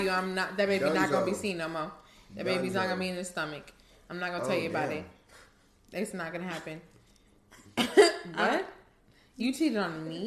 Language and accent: English; Guyana; moved away; I was born in Guyana